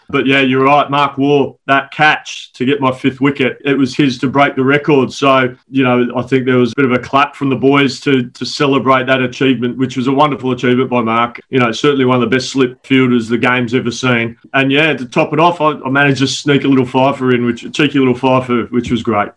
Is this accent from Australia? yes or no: yes; South Australia, Australia; I've got an opportunity to coach my home state, South Australia